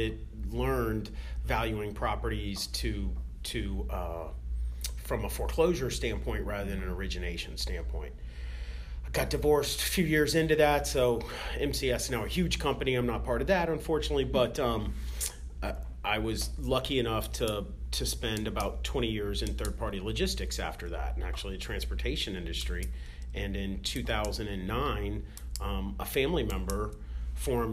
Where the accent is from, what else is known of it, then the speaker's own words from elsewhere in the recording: Tampa, Florida, United States; now in Pinellas County, United States; I was actually born and raised in Tampa, graduated from Plant High School